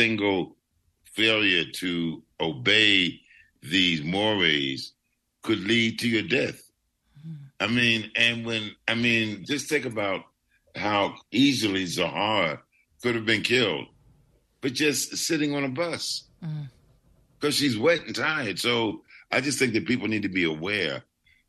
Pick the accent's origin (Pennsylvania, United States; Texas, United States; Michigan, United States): Pennsylvania, United States; Philadelphia; I grew up in Philadelphia